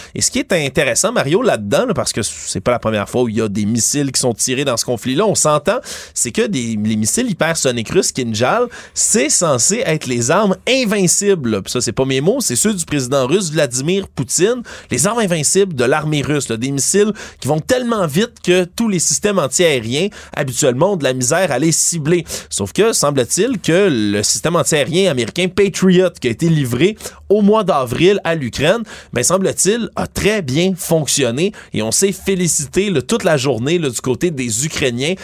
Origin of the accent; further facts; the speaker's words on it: Montreal, Quebec, Canada; en tant que Montréalais